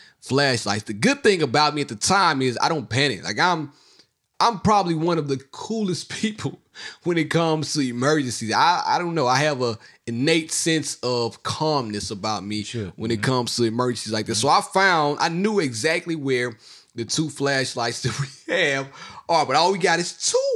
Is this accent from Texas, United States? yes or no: no; Mississippi, United States; I'm from Mississippi. Hurricane Katrina came through my town